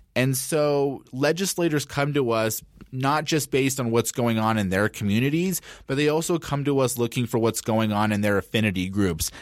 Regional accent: Denver, Colorado, United States; also born or lived in Boulder, Colorado; I am a Colorado native. I was born and raised in Denver.

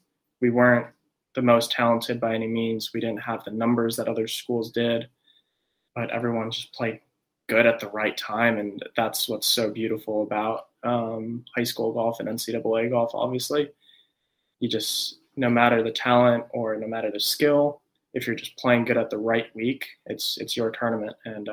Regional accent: San Jose, California, United States; also born or lived in Japan / Hawaii; So I was born in Japan. But when I was 2 years old, I moved to Hawaii. Then when I was 6 years old, I moved to San Jose, California.

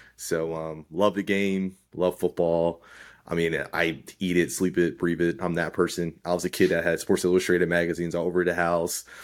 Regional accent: Northeast, United States; growing up in the Northeast

